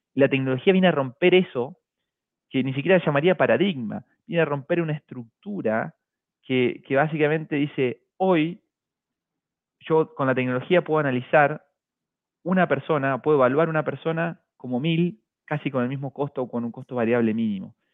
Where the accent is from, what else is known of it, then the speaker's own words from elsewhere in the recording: Argentina; moved away as an adult; also born or lived in Buenos Aires; now in Chile; como todo argentino